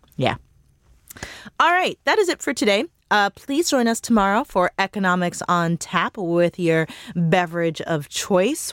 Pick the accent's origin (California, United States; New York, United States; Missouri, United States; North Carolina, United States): Missouri, United States; now in Washington, D.C., United States; I'm from Missouri